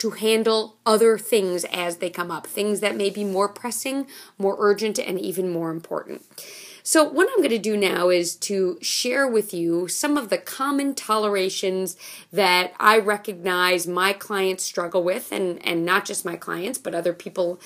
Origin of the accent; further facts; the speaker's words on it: New York City, New York, United States; I grew up in Manhattan. I grew up on the corner of 79th Street and York Avenue